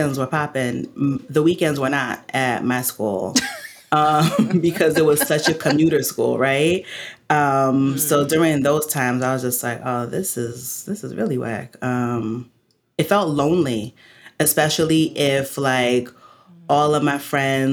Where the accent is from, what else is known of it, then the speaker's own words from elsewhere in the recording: New Jersey, United States; I'm from Jersey